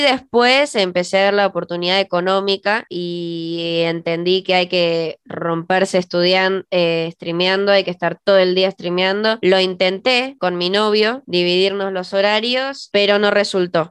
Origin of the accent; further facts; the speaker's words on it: Ezeiza, Buenos Aires Province, Argentina; now in San Martín, Argentina; en mi infancia me, me crié en Ezeiza